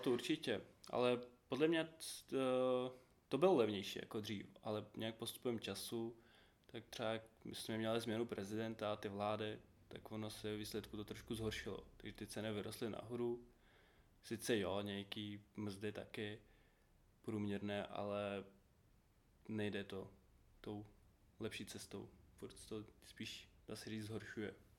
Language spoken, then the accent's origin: Czech; Uzhhorod, Zakarpattia Oblast, Ukraine; Czech is a second language; moved away as an adult; now in Czech Republic; jsem z Užgorodu z Ukrajiny